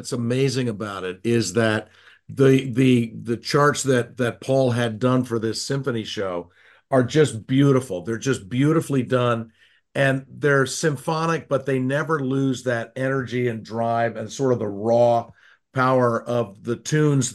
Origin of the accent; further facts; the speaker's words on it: Cleveland, Ohio, United States; now in Annapolis, United States; I grew up in Cleveland